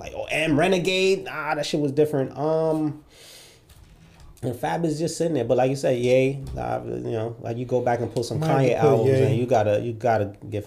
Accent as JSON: {"language": "English", "country": "Jamaica", "said": "I'm Jamaican, so everything was dancehall and R&B for me."}